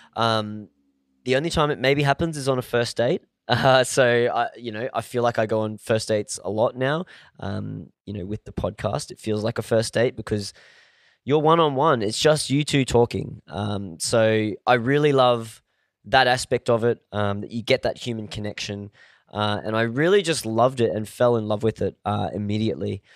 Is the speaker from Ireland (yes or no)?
no; Australia; I was born in Australia